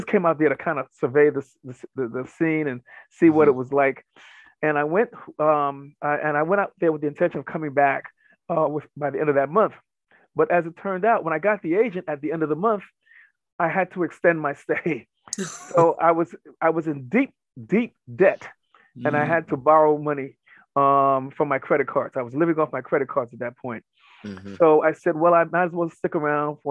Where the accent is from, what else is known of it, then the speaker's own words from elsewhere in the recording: New York City, New York, United States; I'm from New York City